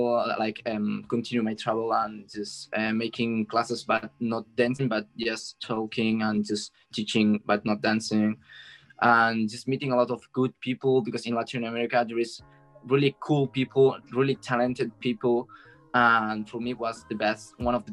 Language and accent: English; Barcelona, Catalonia, Spain; English is a second language; I'm from Spain, Barcelona, and I'm 23